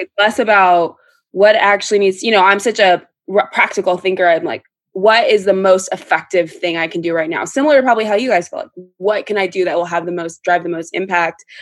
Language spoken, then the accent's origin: English; Orange County, California, United States; we're from Orange County. We grew up in a predominantly white environment